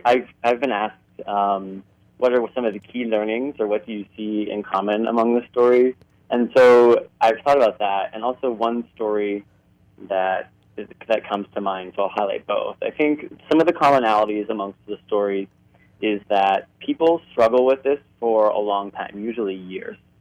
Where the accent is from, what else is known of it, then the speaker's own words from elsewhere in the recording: Cincinnati, Ohio, United States; moved away as an adult; now in Toronto, Canada; I grew up in Cincinnati, Ohio